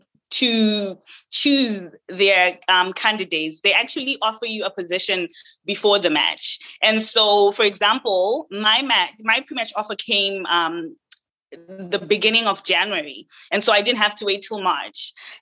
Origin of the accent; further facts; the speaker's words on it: Zimbabwe; moved away as an adult; also born or lived in Canada / Caribbean; now in United States; I am actually Zimbabwean. I was born and raised in Zimbabwe, and I moved to Canada at the age of 19 just to pursue better educational opportunities.